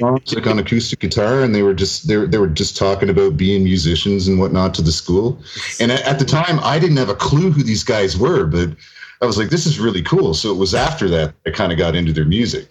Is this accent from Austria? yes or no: no; near Toronto, Ontario, Canada; I'm pure Canadian blood.